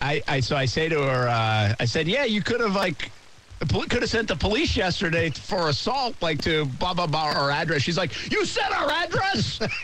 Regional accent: Rhode Island, United States

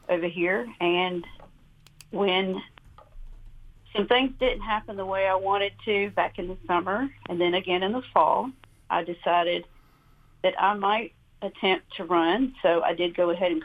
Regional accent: Doerun, Georgia, United States; now in Athens, United States; Growing up in Colquitt County, my family farmed for a living

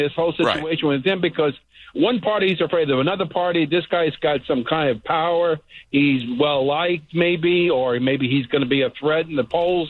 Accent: New York, United States; Being another fellow New Yorker

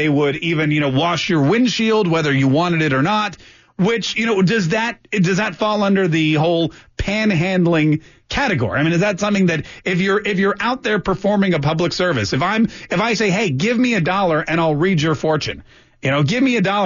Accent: New York, United States; moved away as an adult; now in Jacksonville, United States; Growing up in New York, and I lived in New York all through college

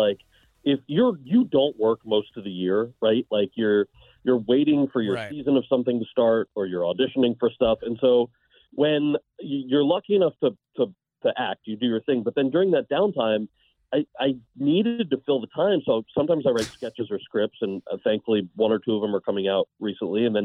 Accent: New Jersey, United States; moved away; also born or lived in California; I was born and raised in New Jersey

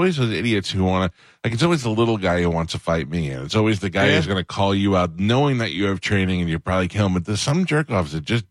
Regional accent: New York, United States; I grew up in New York.

